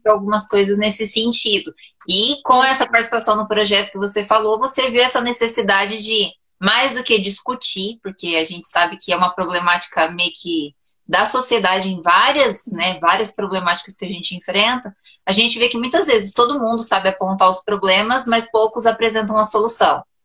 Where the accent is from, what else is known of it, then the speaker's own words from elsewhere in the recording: Cambé, Paraná, Brazil; eu sou de Cambé, Paraná